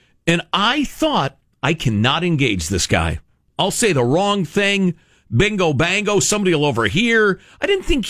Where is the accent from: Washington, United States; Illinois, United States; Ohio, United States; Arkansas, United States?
Illinois, United States; Chicago; I grew up in Chicagoland, which is extremely diverse, racially speaking